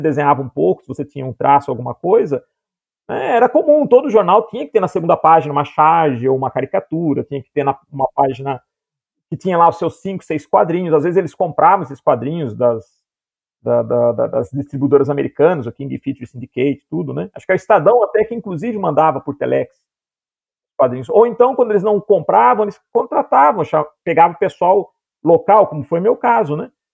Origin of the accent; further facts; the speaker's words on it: Piracicaba, São Paulo, Brazil; no interior, né, que eu sou de Piracicaba